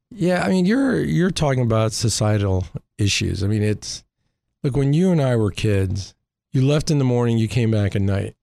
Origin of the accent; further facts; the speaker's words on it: Hartford, Connecticut, United States; moved away; also born or lived in New York; I grew up in Hartford.